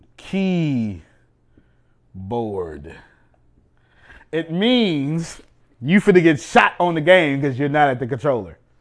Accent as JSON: {"language": "English", "country": "United States", "said": "I'm an American"}